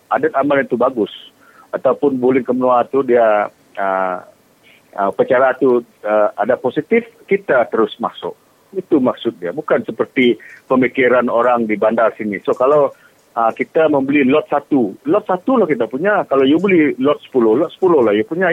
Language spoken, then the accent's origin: Malay; Long Bangan, Sarawak, Malaysia; anak jati Longbangan